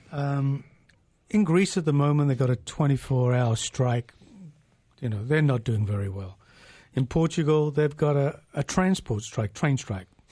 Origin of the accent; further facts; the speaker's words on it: England, United Kingdom; now in Canada; we used to have a saying in England, I'm originally from England